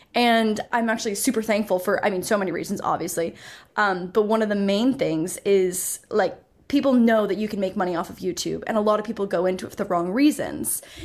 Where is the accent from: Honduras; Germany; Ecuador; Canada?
Canada; also born or lived in Toronto; I'm Canadian, so I was in Toronto for university